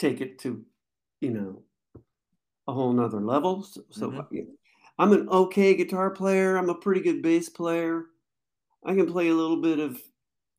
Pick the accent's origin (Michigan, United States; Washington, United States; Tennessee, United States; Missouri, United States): Washington, United States; Skyway; also born or lived in Renton, Washington / Tacoma, Washington; now in Seattle, United States; I was born in Renton, Washington, and then, when I was about three years old, we moved up to a place called Skyway, which is, you know, it's something between Seattle and Renton